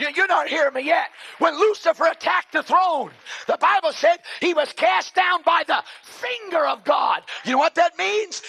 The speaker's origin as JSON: {"language": "English", "town": "New York City", "region": "New York", "country": "United States", "said": "I'm a slob from Brooklyn, so my slang is sometimes crude"}